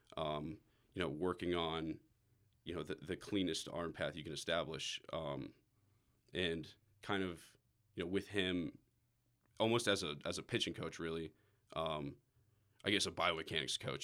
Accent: Atlanta, Georgia, United States; I'm a right-handed pitcher from Atlanta, Georgia.

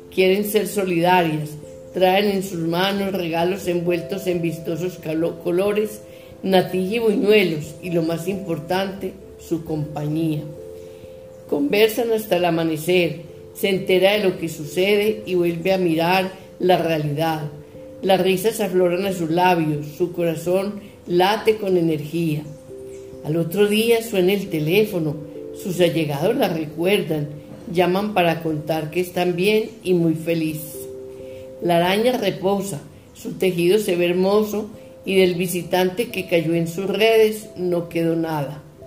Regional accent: Colombia; de Colombia

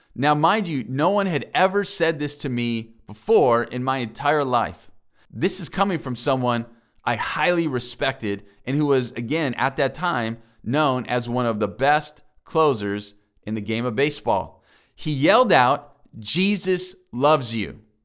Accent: La Mesa, California, United States; also born or lived in Kenosha, Wisconsin; I grew up specifically in La Mesa with my mom

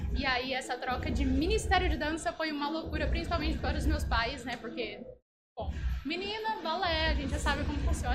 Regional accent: São José do Rio Preto, São Paulo, Brazil; eu sou de São José do Rio Preto

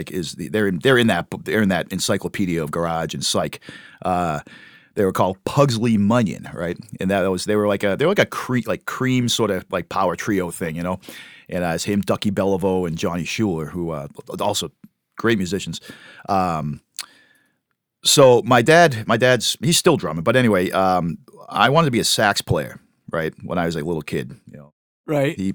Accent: Webster, Massachusetts, United States; that I'm from Webster.

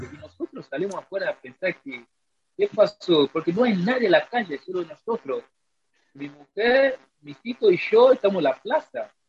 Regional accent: Nigeria; Spanish is a second language; Mira, la verdad, en Nigeria creo que no se hace frío, frío, frío no, porque nosotros todo el año puede estar con manta corta

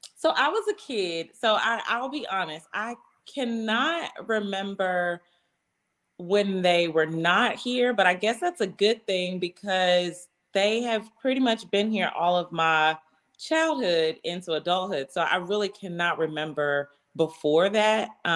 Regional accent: Nashville, Tennessee, United States; I grew up out south. I grew up in the Woodbine, South Nashville area.

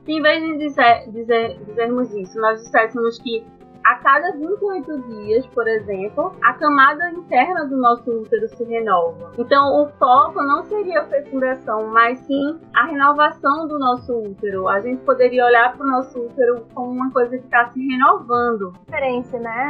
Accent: Recife, Pernambuco, Brazil; moved away as an adult; now in Natal, Brazil; né? Eu sou de Recife, e eu estou aqui em Natal, cursando o nono período do curso de Medicina na UFRN.

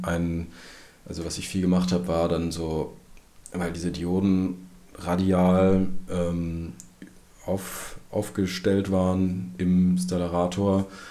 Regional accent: Berlin, Germany; meine Heimatstadt Berlin

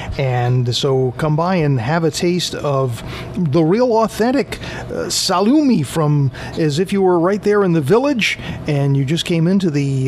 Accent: Taunton, Massachusetts, United States; I grew up in Taunton and I know how to swear in Portuguese.

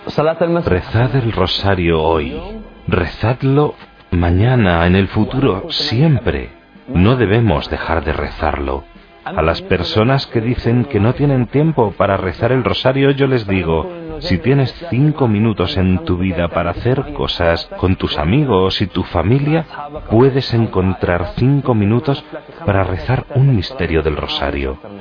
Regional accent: Beit Jala, West Bank, Palestine; soy de Beijala. Beijala es un pueblo pequeño cerca de Belén

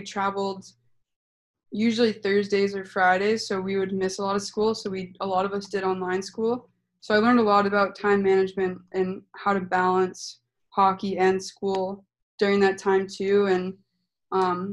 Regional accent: Rochester, New Hampshire, United States; I started playing in my hometown Rochester

